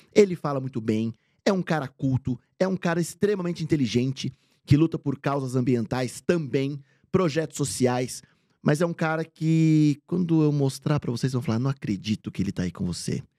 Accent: Bragança Paulista, São Paulo, Brazil; eu sou do interior de São Paulo, de Bragança Paulista

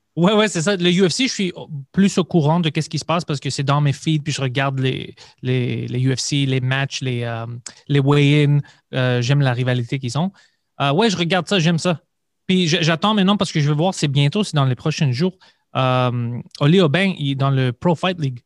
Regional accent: Montreal, Quebec, Canada; je viens de Parkex

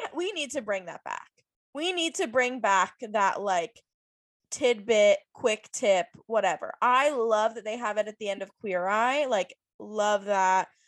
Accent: Virginia Beach, Virginia, United States; I grew up in Virginia Beach

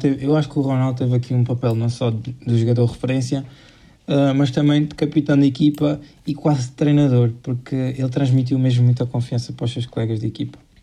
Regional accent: Portugal; somos nós portugueses

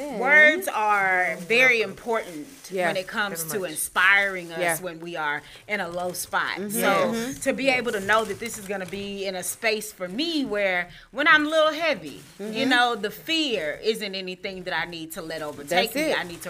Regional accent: La Marque, Galveston County, Texas, United States; Come on, I'm from Lamar. What you know about Galveston County?

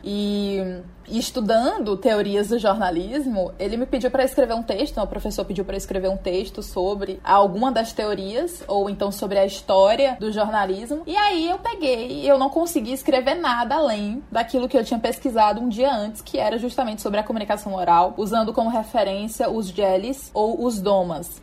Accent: Teresina, Piauí, Brazil; nascida e criada em Teresina, Piauí

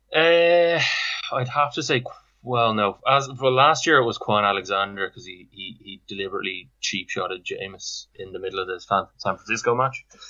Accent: Dublin, Leinster, Ireland; I'm from Cloney in Dublin. Um, uh, I live in Shankill in Dublin at the moment, and uh, yeah, I'm basically uh, been uh, living here all my life

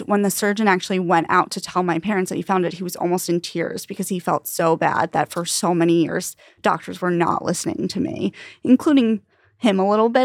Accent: Long Island, New York, United States; also born or lived in Ithaca; now in New York City, United States; I am from Long Island

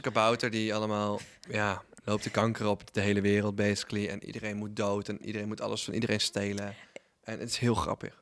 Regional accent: Netherlands; als Nederlander

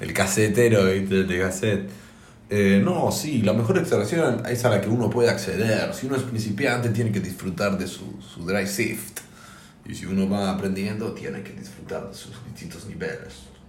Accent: Argentina; como argentinos

